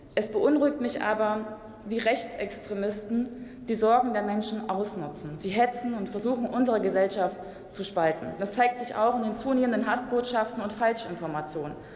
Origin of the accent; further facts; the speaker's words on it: Gera, Thuringia, Germany; meiner Heimatstadt Gera